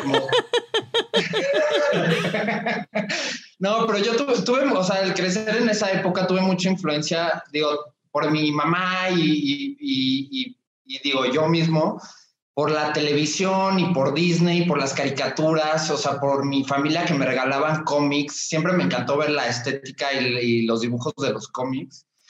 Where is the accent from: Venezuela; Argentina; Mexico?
Mexico; yo soy mexicano, vivo aquí en la Ciudad de México